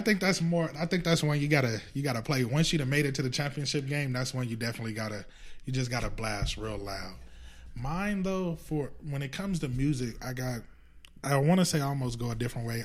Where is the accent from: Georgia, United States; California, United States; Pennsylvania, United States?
California, United States; Los Angeles; I grew up around Dorsey